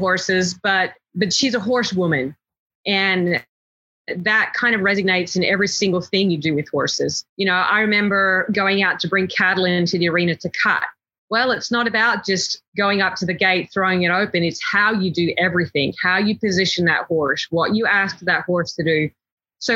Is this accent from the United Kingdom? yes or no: no; Australia; moved away as an adult; now in Texas, United States; growing up in Australia, it just wasn't part of our culture.